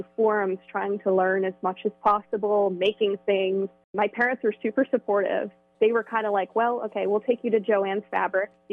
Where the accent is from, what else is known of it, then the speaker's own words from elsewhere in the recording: Hillsborough, New Jersey, United States; moved away as an adult; I grew up in Hillsboro, New Jersey, right off of Route 206 in the same house for my entire life.